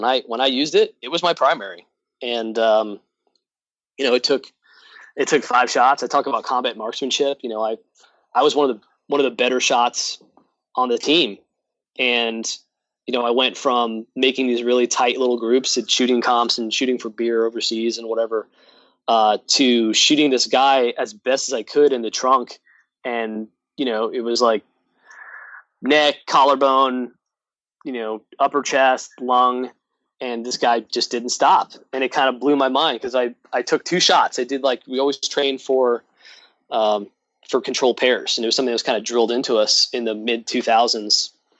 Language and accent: English; New York, United States; And you and I talked about how I'm originally from New York.